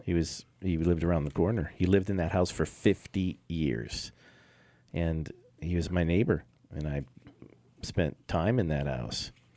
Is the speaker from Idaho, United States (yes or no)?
no; Los Angeles, California, United States; also born or lived in Long Beach; that's where I was born. Cedars of Lebanon.